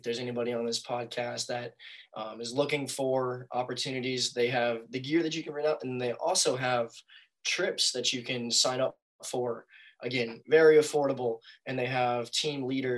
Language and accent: English; North Carolina, United States; I grew up in North Carolina